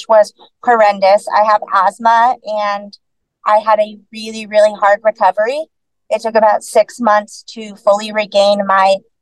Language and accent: English; Texas, United States; born and raised in Texas, lived here my whole life